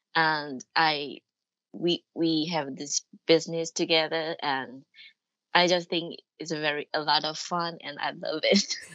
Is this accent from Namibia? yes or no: no; Taiwan; moved away as an adult; also born or lived in Japan; I'm from Taiwan and live in Taiwan right now. And but I used to live in Japan for about eight years